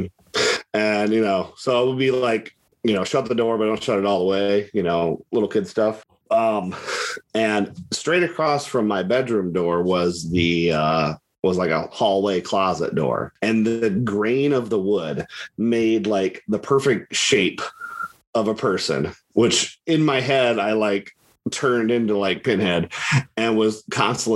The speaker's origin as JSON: {"language": "English", "region": "Ohio", "country": "United States", "tie": "born or raised there", "said": "my hometown, a little tiny town"}